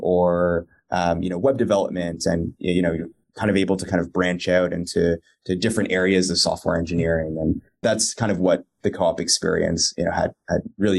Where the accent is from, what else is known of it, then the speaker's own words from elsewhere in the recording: Toronto, Ontario, Canada; moved away as an adult; also born or lived in New York City / San Francisco; now in Los Angeles, United States; I was born and raised out in Toronto as well, went to school out there